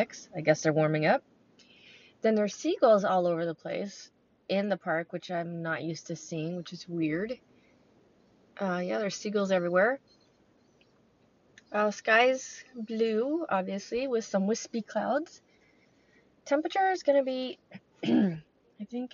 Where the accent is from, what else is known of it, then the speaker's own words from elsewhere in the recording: California, United States; now in Lake Michigan area, United States; But I'm from California